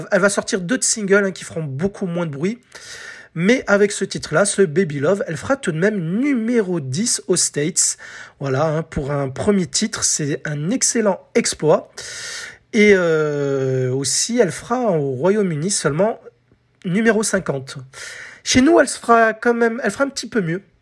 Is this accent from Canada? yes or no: no; France; à la radio, chez nous en France, ce titre passait